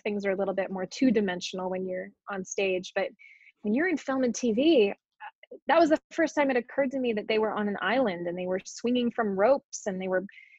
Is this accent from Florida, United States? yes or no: no; Colorado, United States; also born or lived in California / Virginia / Hawaii; Yeah, so I was born in California, but grew up all over the place. I lived in California and then Virginia, Colorado. I lived in Hawaii for a couple years.